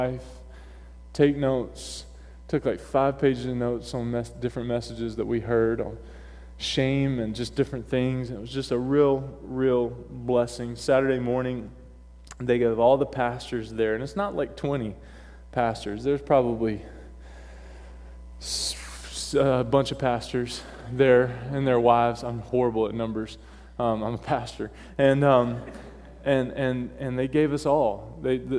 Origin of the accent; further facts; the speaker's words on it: North Carolina, United States; accent: southern drawl; moved away; I was born and raised in North Carolina